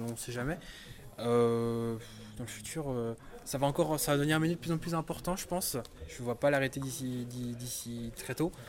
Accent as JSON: {"language": "French", "town": "Rennes", "region": "Brittany", "country": "France", "said": "Alors, euh, je suis originaire de Rennes."}